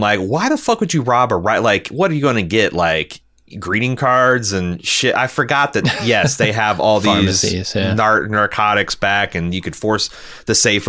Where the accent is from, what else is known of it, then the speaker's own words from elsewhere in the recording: New York City, New York, United States; I'm from New York City, which goes without saying is a horribly policed city